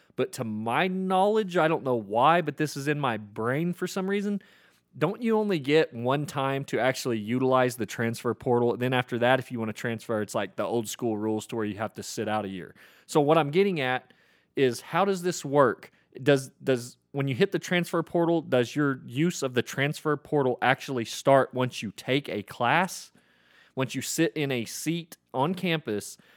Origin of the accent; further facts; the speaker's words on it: Oklahoma, United States; I grew up in Oklahoma